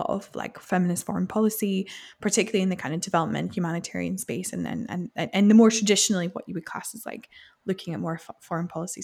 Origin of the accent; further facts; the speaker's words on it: Scotland, United Kingdom; I'm from Scotland